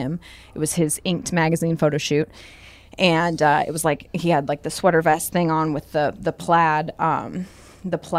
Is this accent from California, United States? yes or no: no; northern Indiana, United States; I am from, like, a really small town in northern Indiana, like about an hour and a half outside of Chicago